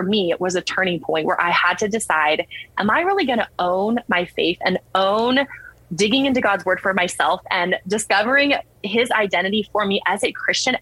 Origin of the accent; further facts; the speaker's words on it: San Antonio, Texas, United States; I'm from San Antonio